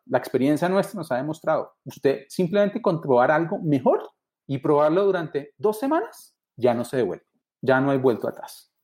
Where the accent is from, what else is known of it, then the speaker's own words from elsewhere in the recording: Colombia; los colombianos nos consideramos amantes del café